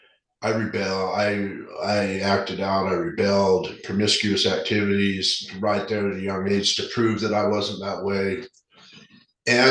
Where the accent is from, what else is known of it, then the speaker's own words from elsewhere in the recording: Salt Lake City, Utah, United States; also born or lived in Sandy, Utah; Born and raised in Salt Lake